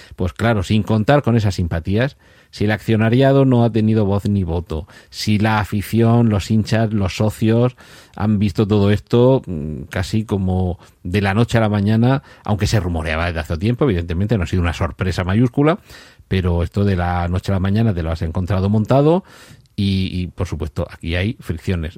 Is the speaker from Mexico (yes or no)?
no; Murcia, Region of Murcia, Spain; soy de Murcia